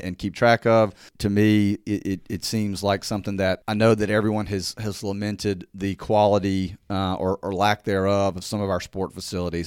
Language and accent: English; Jackson, Mississippi, United States; moved away as an adult; now in Hernando, United States; originally, uh, I'm from Jackson, Mississippi